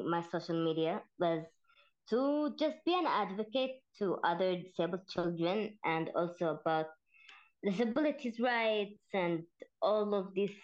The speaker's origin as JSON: {"language": "English", "region": "Astana", "country": "Kazakhstan", "said": "I'm from Kazakhstan and city Astana."}